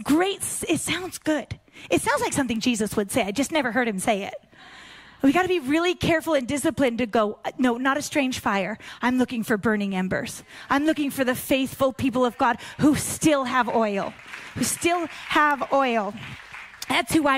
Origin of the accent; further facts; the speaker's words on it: Pacific Northwest, United States; I grew up in the Pacific Northwest